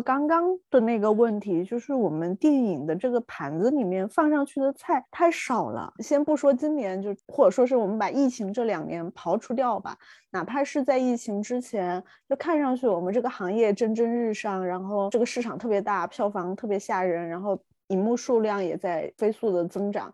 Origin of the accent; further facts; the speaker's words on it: Chongqing, China; 我们重庆人就是真的是很晚才接触到